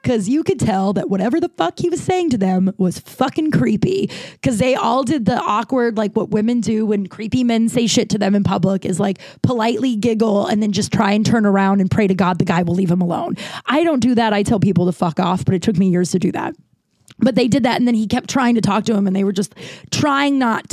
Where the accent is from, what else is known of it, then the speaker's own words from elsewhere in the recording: United States; I'm from America